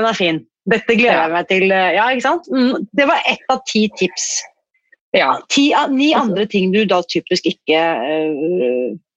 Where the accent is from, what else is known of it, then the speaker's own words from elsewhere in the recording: Oslo, Norway; Jeg er født på Ullevål sykehus